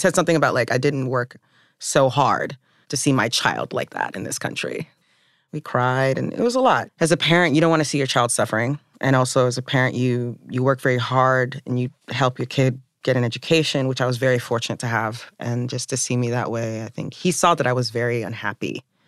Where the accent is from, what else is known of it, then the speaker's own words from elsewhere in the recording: the South, United States; I was also from the South.